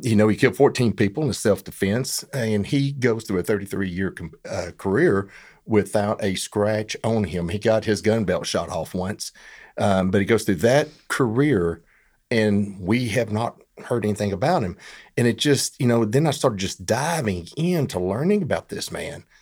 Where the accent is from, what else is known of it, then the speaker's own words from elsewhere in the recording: Fairfield, Texas, United States; also born or lived in Dallas area; I was raised in Fairfield